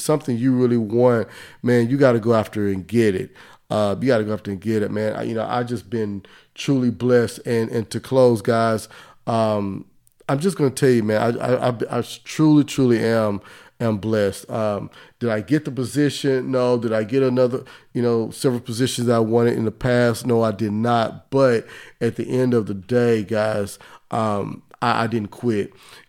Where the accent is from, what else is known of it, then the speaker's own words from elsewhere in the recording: Dallas, Texas, United States; And growing up in the Southeast sector of Dallas, I didn't want to live that life.